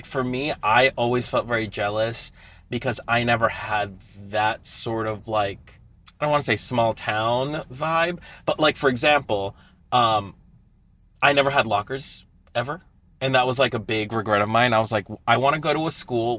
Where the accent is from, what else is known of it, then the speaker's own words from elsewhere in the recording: Queens, New York, United States; We're from Queens.